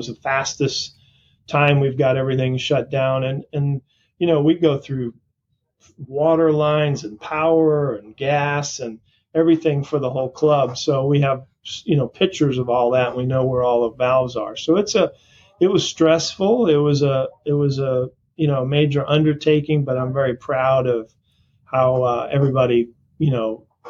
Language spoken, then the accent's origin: English; Florida, United States; also born or lived in Portland, Maine; I grew up in Portland, Maine. {S0} Okay. {S1} And then moved down to Florida in the fourth grade. So I grew up most of my life in Florida on the East Coast, down along Palm Beach and in that area.